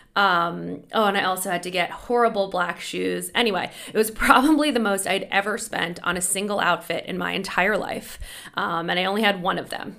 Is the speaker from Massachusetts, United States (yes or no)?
yes; Boston, Massachusetts, United States; I grew up in Boston